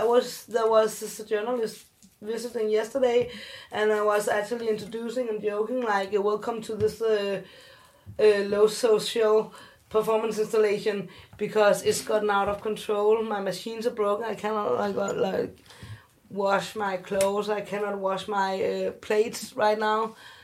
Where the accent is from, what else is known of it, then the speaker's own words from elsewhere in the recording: South Korea; You can't see me, but I'm adopted, and I'm from Korea, so we don't know if I have inherited something.